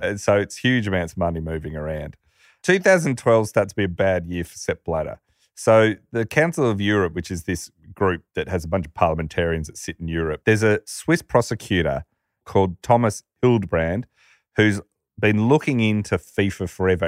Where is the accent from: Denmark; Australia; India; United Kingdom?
Australia; when you grow up, like, we're an Australian